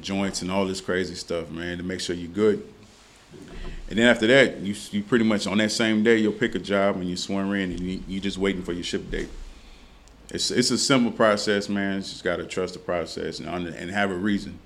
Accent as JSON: {"language": "English", "town": "San Antonio", "region": "Texas", "country": "United States", "tie": "born or raised there", "also_born_or_lived": "Louisiana", "moved": "as an adult", "lives_now": "Dallas, United States", "said": "growing up in San Antonio"}